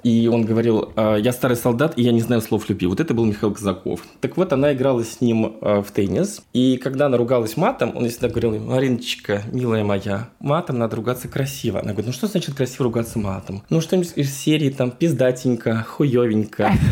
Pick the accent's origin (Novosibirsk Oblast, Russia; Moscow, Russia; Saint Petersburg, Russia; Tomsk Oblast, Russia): Moscow, Russia; moved away as an adult; also born or lived in Sochi / Vienna; Я действительно москвич, я коренной москвич, родился в Москве